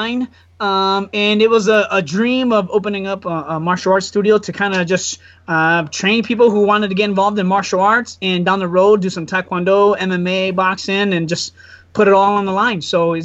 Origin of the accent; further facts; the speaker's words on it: Wausau, Wisconsin, United States; also born or lived in Cincinnati, Ohio; Pretty much I'm a Wassa local. My mom was here. My dad's Hmong. My mom's Caucasian.